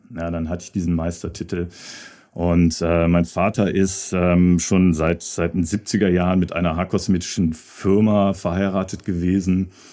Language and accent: German; Hahn near Düsseldorf, North Rhine-Westphalia, Germany; moved away as an adult; also born or lived in London / Hamburg; ich will jetzt nicht wieder dahin zurück, wo ich herkomme. Ne? So Hahn mhm. bei Düsseldorf